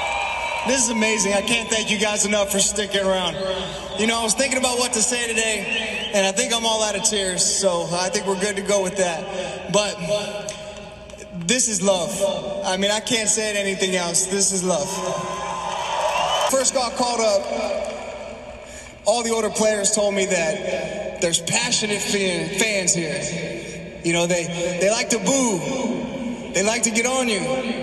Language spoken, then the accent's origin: English; Virginia, United States; moved away as an adult; also born or lived in New York; A 21-year-old kid from Virginia, welcome as a New Yorker.